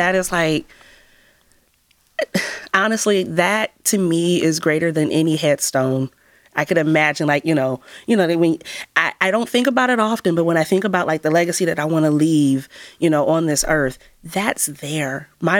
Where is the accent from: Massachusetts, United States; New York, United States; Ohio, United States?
Ohio, United States; Cleveland; I grew up in Mount Pleasant, and Mount Pleasant has the highest rate of illiteracy in the city of Cleveland.